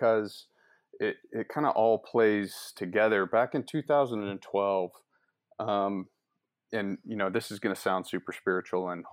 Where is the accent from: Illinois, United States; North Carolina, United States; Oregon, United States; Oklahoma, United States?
Oklahoma, United States; Tulsa; I grew up here in Tulsa